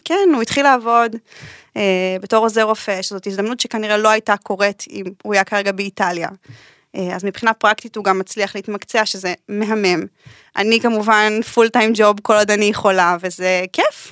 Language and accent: Hebrew; Israel; moved away as an adult; also born or lived in Italy; למושב שגדלתי בו.